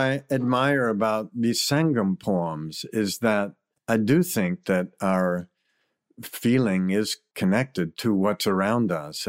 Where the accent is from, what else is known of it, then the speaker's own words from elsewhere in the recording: Virginia, United States; You know, I grew up in Virginia with just a single mother who was a school teacher and working all the time.